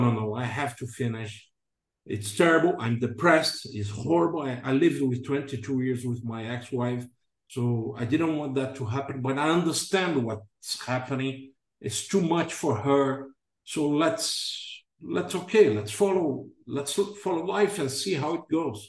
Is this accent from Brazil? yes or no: yes; Brazil; moved away as an adult; also born or lived in England; came back to my home country in August 2011